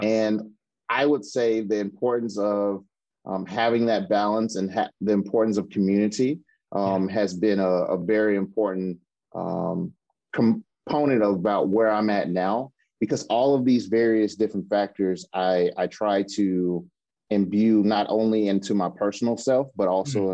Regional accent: Mississippi, United States; now in Seattle, United States; I'm originally from Mississippi

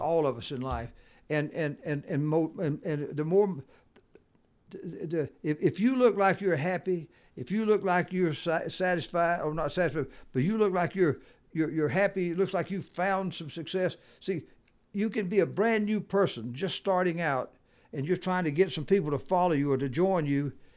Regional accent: the South, United States; I'm from the South, and I can talk faster.

